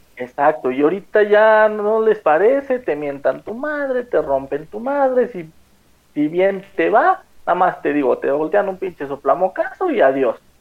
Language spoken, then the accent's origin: Spanish; Mexico; como mexicanos